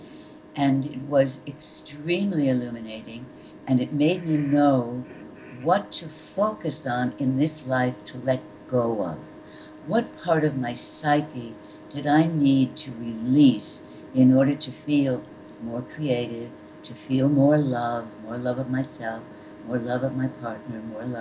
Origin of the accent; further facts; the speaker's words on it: Connecticut, United States; I grew up in Connecticut